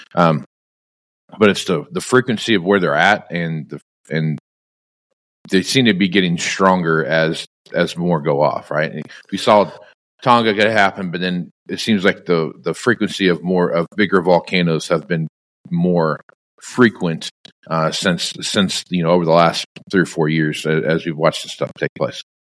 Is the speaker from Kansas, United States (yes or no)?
yes; Kansas, United States; growing up in Kansas where it could be 105 degrees during the day